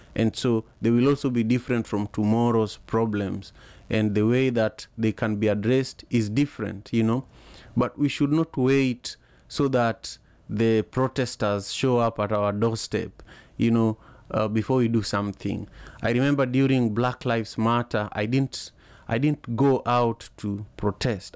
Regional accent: Kenya; now in Seattle, United States; I'm a Luo, I'm a Luo from Lake Victoria

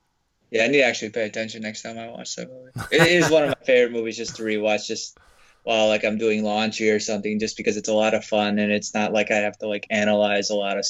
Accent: Minnesota, United States; I grew up in Minnesota, where they're like obviously it's very cold there

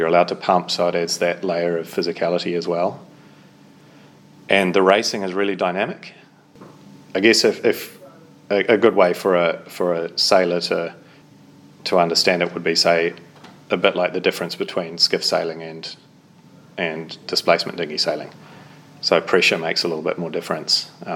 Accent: Auckland, New Zealand; I grew up in Devonport in Auckland

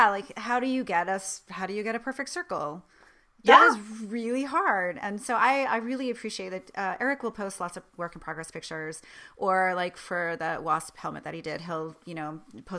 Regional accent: Vermont, United States; moved away; also born or lived in Boston, Massachusetts; I grew up in Vermont.

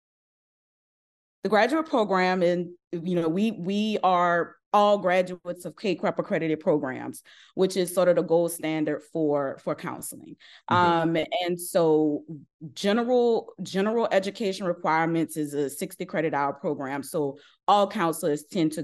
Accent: New Orleans, Louisiana, United States; I'm originally from New Orleans, Louisiana.

